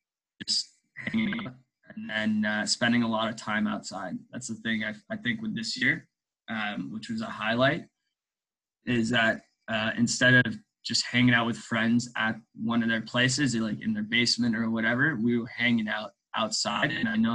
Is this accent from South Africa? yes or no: yes; South Africa; born there; also born or lived in Mozambique; Yeah, I was born in South Africa, but we lived in Mozambique. My parents lived in Mozambique for over 10 years. But for me, I left Mozambique when I was 4 years old.